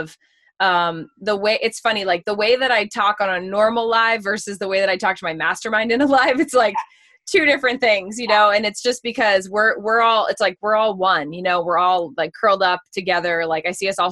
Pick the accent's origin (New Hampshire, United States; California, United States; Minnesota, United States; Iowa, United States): New Hampshire, United States; also born or lived in Reading, Massachusetts; I'm from originally Reading, Massachusetts, which is like a little outside the city of Boston. And then we moved to New Hampshire when I was about 10 years old